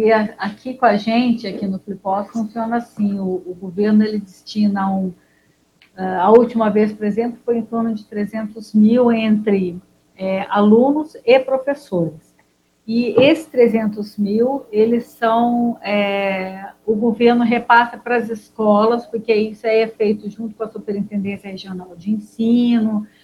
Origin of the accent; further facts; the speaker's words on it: Poços de Caldas, Minas Gerais, Brazil; Sou de Poços, sulfurosíssima.